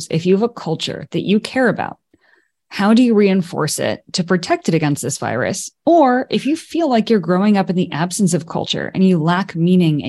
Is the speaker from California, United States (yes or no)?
yes; Silicon Valley, California, United States; also born or lived in Japan; That was my upbringing. But that is a typical Silicon Valley upbringing.